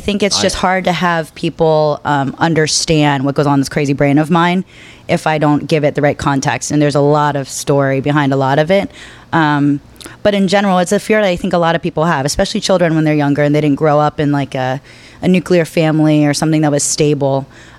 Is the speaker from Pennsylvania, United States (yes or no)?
yes; Pennsylvania, United States; also born or lived in Washington, D.C. / Florida / Arkansas; I grew up in Pennsylvania, kind of lived in DC for a while, went to college in Florida, back to Pennsylvania, then to DC, Arkansas for a little bit.